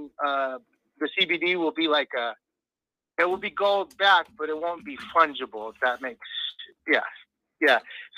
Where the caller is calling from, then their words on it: Pacoima, California, United States; from Pacoima, California.